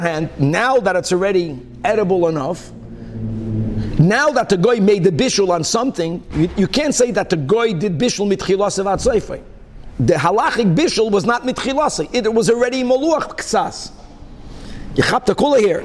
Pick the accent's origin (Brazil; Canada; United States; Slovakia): Brazil; moved away; also born or lived in Hong Kong; when I grew up in Brazil